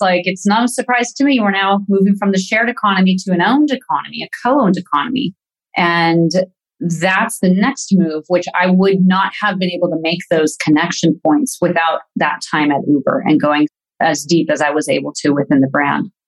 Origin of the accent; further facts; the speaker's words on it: Yorba Linda, California, United States; moved away as an adult; also born or lived in Palm Springs, California; now in Herzogenaurach, Germany; born in Palm Springs, California, and have been raised mostly in Orange County, California